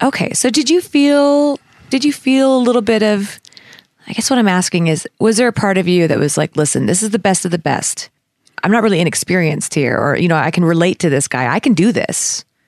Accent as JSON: {"language": "English", "country": "Canada", "said": "as a Canadian"}